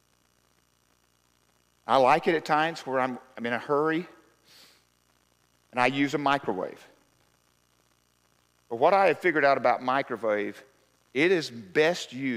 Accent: Arkansas, United States; We're from Arkansas

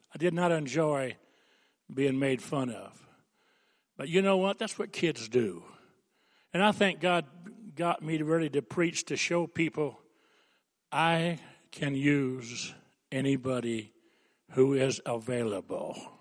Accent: Coolidge, Arizona, United States; also born or lived in New Lothrop, Michigan; I was raised in Coolidge

